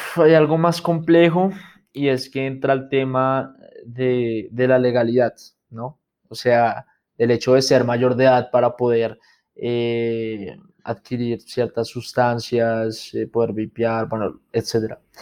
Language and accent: Spanish; Bogotá, Colombia; yo vivo en Bogotá, soy de Bogotá